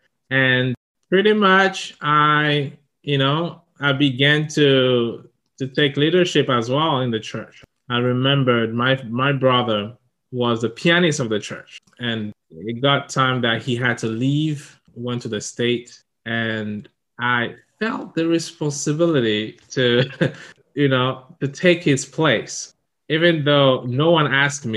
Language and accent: English; Togo; English is a second language; moved away as an adult; also born or lived in Ivory Coast / Ghana / Niger / Burkina Faso; now in Japan; when I was 5 years old, we moved back to my home country, Togo